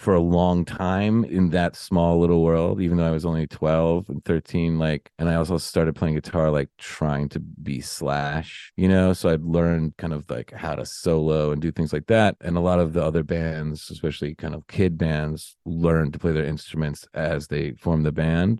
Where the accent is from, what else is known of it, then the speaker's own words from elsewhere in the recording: New York City, New York, United States; I grew up in Morningside Heights